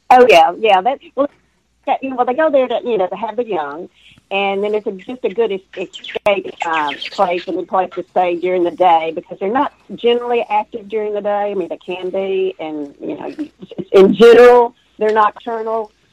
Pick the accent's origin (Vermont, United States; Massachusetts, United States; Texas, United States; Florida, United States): Texas, United States; East; I grew up in East Texas